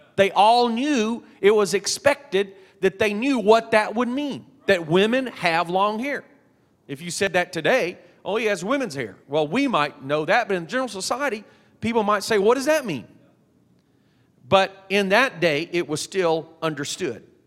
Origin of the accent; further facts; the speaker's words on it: Texas, United States; I'm from Texas